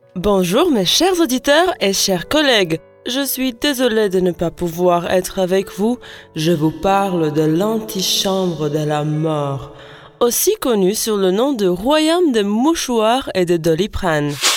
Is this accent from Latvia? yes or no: yes; Latvia; French is a second language; now in France; de mon pays natal, la Lettonie